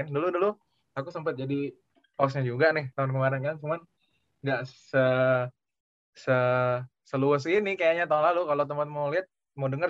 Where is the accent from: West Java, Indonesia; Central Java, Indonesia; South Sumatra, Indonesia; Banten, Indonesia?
South Sumatra, Indonesia; Palembang; also born or lived in Pontianak; now in Mokpo, South Korea; Aku asal dari Palembang. Dulu sempet juga berapa bulan tuh pindah ke Pontianak gitu kan sebelum berangkat ke Korea Selatan ini.